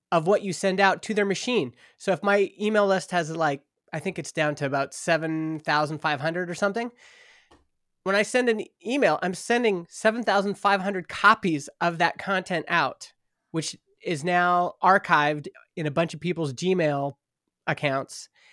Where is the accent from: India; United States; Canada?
Canada; Stony Plain, Alberta; moved away as an adult; also born or lived in Edmonton; now in Vernon, Canada; I grew up in Stony Plain, Alberta, which is, it used to be a little farming town, uh, just outside of Edmonton